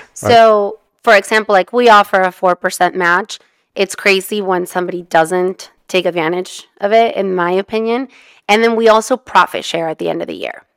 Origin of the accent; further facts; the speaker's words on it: Mexico; also born or lived in California; now in United States; we're immigrants, I'm from Mexico